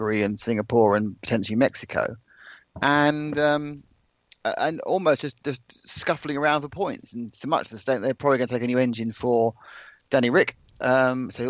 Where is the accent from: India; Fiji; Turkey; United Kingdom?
United Kingdom; England; I'm from England